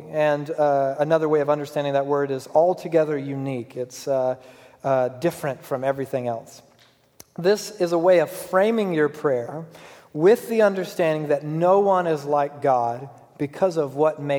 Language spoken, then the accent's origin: English; Georgia, United States; moved away as an adult; I'm from Georgia